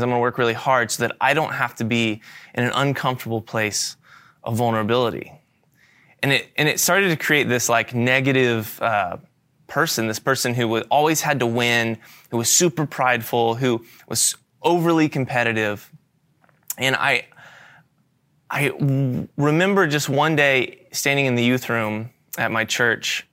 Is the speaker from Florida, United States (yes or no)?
yes; Florida, United States; moved away as an adult; I'm moving from Florida, where I've grown up my entire life, to a new state halfway across the country